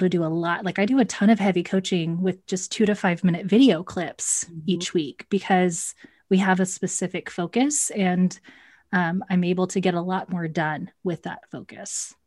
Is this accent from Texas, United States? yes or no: yes; Texas, United States; moved away as an adult; also born or lived in Central Ohio; now in Ohio, United States; I say y'all because I am definitely from Texas, but I currently reside in the Midwest